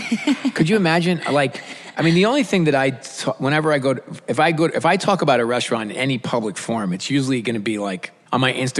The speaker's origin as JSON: {"language": "English", "town": "New York City", "region": "New York", "country": "United States", "said": "as a New Yorker, I feel like I have some chops to talk about."}